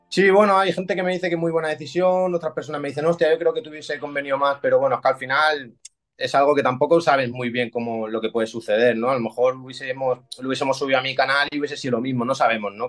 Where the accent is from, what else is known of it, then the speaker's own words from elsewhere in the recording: Barcelona, Catalonia, Spain; Yo soy de Cataluña, de Barcelona.